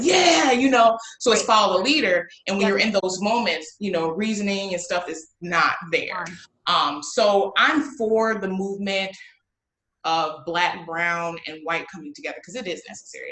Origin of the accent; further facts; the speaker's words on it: Waukegan, Illinois, United States; I am from Waukegan, Illinois